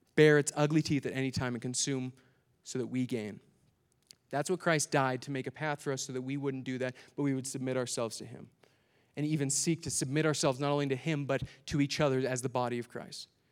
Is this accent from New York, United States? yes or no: no; Minnesota, United States; I'm from Minnesota